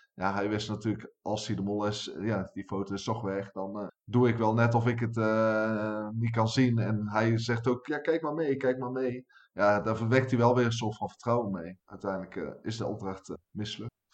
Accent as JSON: {"language": "Dutch", "region": "North Brabant", "country": "Netherlands", "said": "als Brabander"}